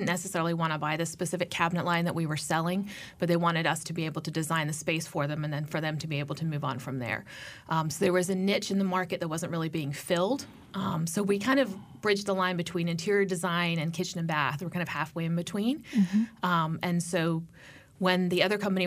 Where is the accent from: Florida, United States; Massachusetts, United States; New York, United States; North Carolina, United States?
North Carolina, United States; Chapel Hill; also born or lived in Chicago; We moved here when I was about six to Chapel Hill. So I grew up here.